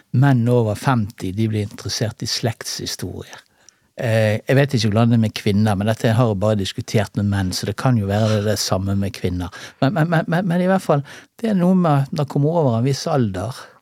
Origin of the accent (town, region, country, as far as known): Bergen, Vestland, Norway; born or raised there; also born or lived in Salhus / Åsane / Paradis